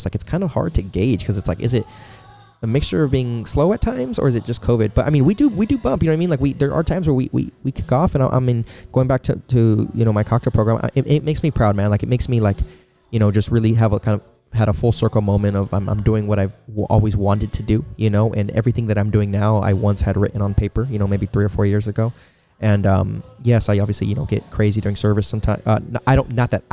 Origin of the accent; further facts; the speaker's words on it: Poway, California, United States; I grew up in Poway. I'm Poway raised. I wasn't born there